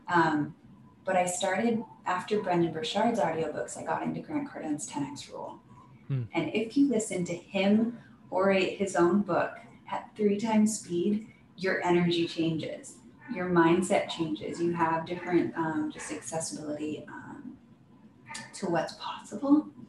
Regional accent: Oregon, United States; I thought I was going to leave my hometown in Oregon

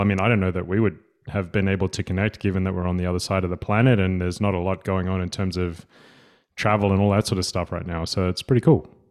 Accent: Sydney, New South Wales, Australia; accent: Australian; moved away as an adult; now in Gothenburg, Sweden; I am a coach from Australia. I uh, grew up in Sydney

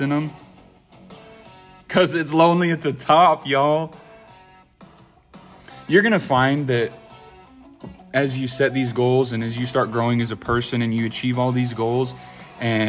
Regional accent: Idaho, United States; I'm from Idaho.

